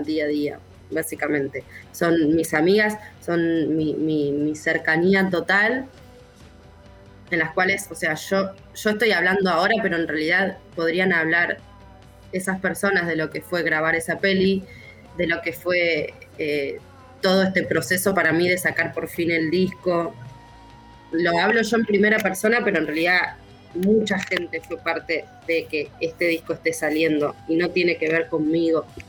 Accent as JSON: {"language": "Spanish", "town": "Zárate", "region": "Buenos Aires Province", "country": "Argentina", "tie": "born or raised there", "said": "vine a vivir a Zárate otra vez, que es de donde yo soy, de donde nací"}